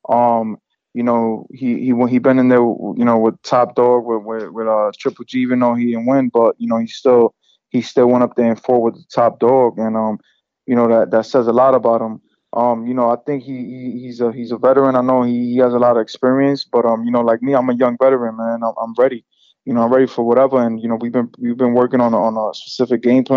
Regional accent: New York City, New York, United States; I'm in my hometown

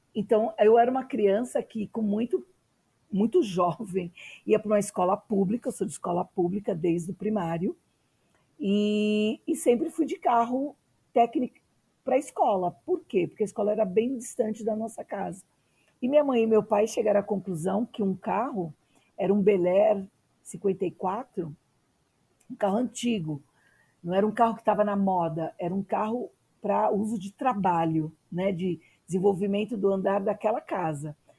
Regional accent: São Paulo, Brazil; nasci na periferia, em Arthur Alvim

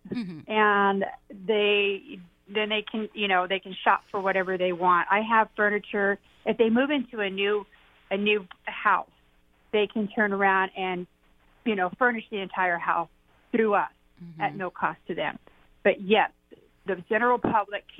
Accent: Graham County, Arizona, United States; I'm from Graham County

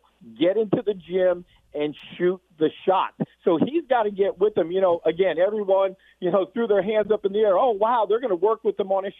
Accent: Allentown, Pennsylvania, United States; I'm from Allentown, PA

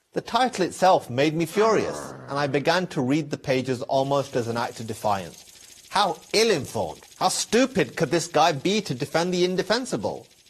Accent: England, United Kingdom; I was not born in Iran or Syria. I was born in England. My parents moved there from Pakistan

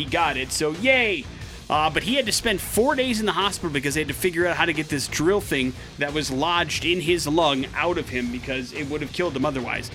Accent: Wisconsin, United States; Wisconsin is where we're going for today's We're Going to Hell story. Big J, my home state

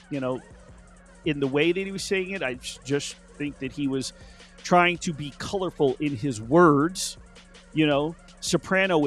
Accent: Las Vegas, Nevada, United States; the 70s and 80s and growing up in Las Vegas

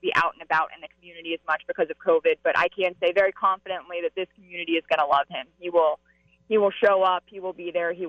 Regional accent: St. Louis, Missouri, United States; I mean, I came from St. Louis, and that was an organization that literally waited 51 years.

